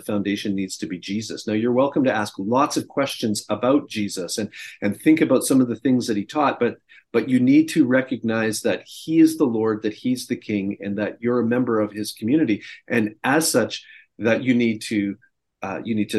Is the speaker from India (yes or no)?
no; Canada; moved away as an adult; now in United States; I'm an expat, I'm a Canadian living in the United States, and I've been down here now for, I think, 18 years